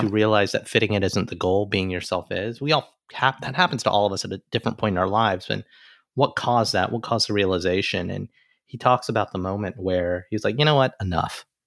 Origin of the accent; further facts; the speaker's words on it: Alabama, United States; now in New York City, United States; an Indian American boy who came from Alabama with a banjo on my knee